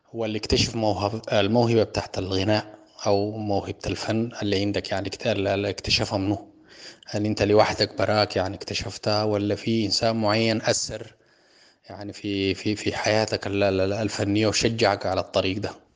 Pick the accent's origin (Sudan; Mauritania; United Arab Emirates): Sudan; عندنا في السودان